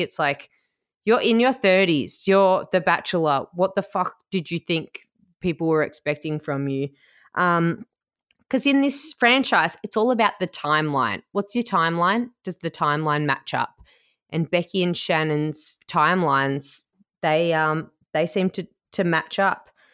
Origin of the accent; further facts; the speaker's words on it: Melbourne, Victoria, Australia; I'm from Port Melbourne, which is like, it's like a five minute walk to the Crown Casino in Melbourne